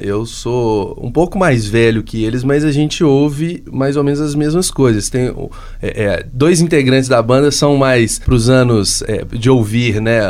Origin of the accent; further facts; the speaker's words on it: Minas Gerais, Brazil; todos nós somos mineiros